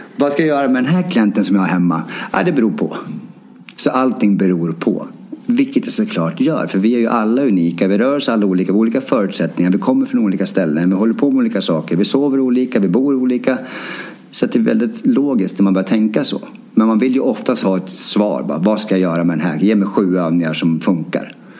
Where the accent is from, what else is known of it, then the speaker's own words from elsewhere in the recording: Timrå, Västernorrland County, Sweden; moved away as an adult; now in Stockholm, Sweden; även hemma i Timrå